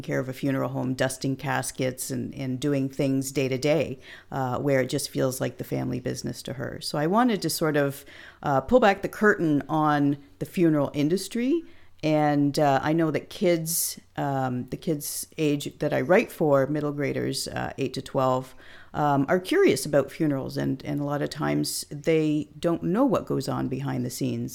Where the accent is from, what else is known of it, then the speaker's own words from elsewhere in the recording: Hamilton, Ontario, Canada; now in Clinton, Canada; my hometown of Hamilton, Ontario